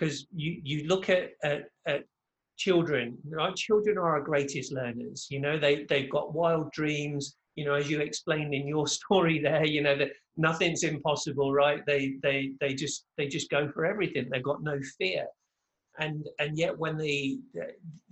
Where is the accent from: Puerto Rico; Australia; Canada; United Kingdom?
United Kingdom; England; moved away as an adult; now in Orlando, United States; I'm originally from England, but now reside just outside of Orlando, Florida